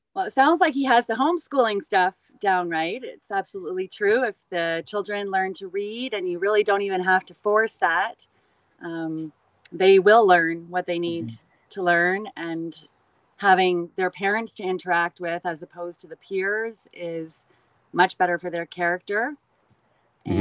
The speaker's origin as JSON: {"language": "English", "country": "Canada", "tie": "born or raised there", "said": "I always loved growing up in Canada. I lived in cottage country"}